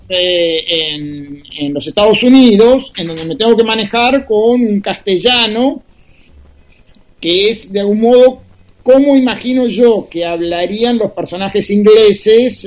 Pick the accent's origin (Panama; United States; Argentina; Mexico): Argentina; los escritores argentinos